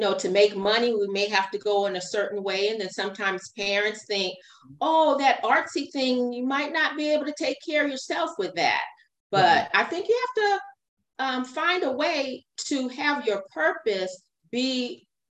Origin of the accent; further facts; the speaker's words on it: Fresno, California, United States; also born or lived in Long Beach, California / Inglewood, California; I was raised in Fresno, California, but I was born in Long Beach, California